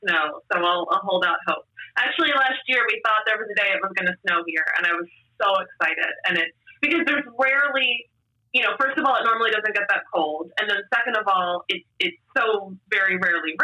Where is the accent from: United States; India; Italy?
United States; Baltimore, Maryland; also born or lived in Pennsylvania / New Jersey; now in Los Angeles, United States; I grew up in Baltimore. I lived in Pennsylvania, New Jersey for many years